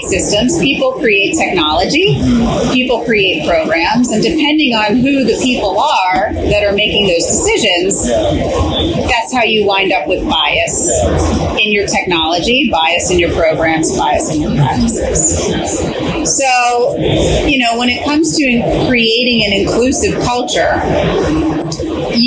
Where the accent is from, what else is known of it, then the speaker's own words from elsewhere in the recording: Pennsylvania, United States; I grew up in Pennsylvania